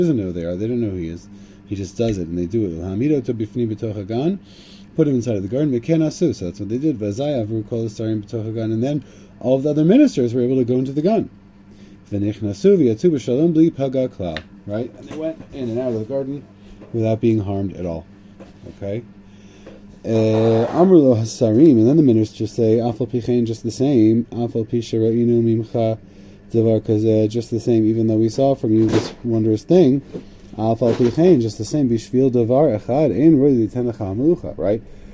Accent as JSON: {"language": "English", "region": "Connecticut", "country": "United States", "said": "I'm from Connecticut, so I have anti-monarchism sort of in my blood"}